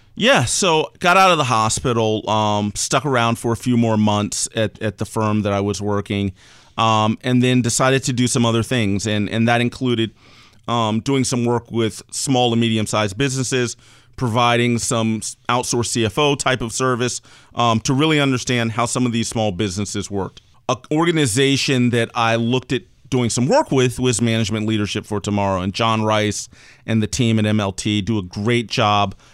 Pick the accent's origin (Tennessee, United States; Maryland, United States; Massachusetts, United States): Maryland, United States; I spent most of my time growing up in Maryland, right outside of D C